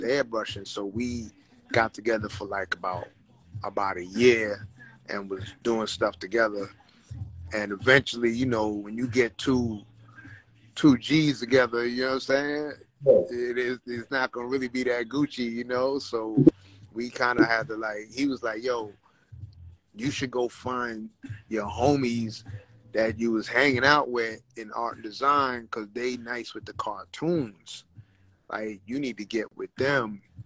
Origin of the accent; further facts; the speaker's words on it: New York City, New York, United States; moved away as an adult; now in Los Angeles, United States; growing up, you know, in Brooklyn, growing up in the Bronx